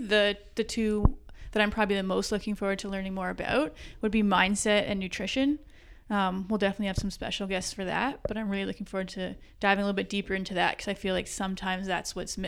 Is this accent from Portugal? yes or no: no; Hamilton, Ontario, Canada; also born or lived in North Vancouver; I grew up in the Hamilton area.